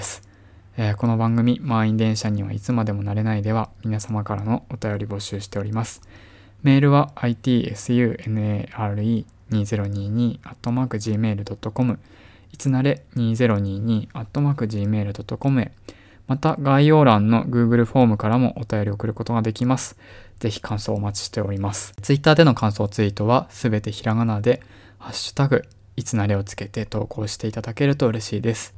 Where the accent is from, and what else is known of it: Tohoku, Japan; now in Tokyo, Japan